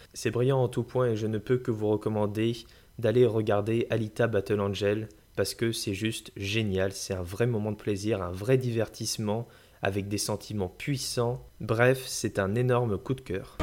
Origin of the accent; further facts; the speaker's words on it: France; chez nous en France